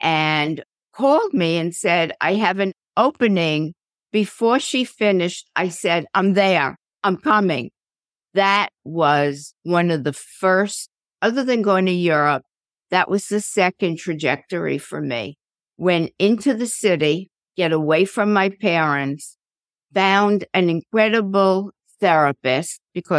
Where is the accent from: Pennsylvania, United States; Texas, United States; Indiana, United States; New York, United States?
New York, United States; New York City; I grew up in a suburb of New York called Queens.